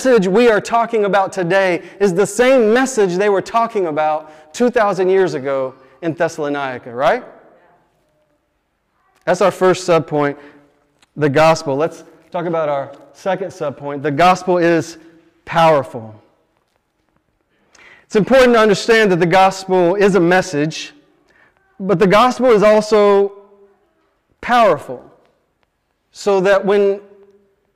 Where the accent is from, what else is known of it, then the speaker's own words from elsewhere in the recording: Dallas, Texas, United States; I grew up in Dallas, Texas, and I didn't grow up going to church.